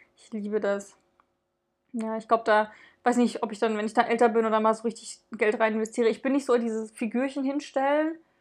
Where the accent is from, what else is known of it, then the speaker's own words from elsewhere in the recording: Dresden, Saxony, Germany; wir kommen ja aus Dresden